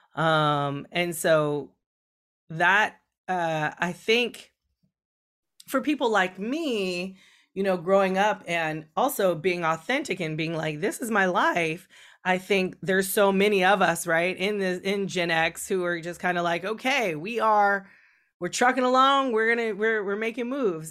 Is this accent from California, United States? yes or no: yes; California, United States; even though I grew up in California, I grew up in a small town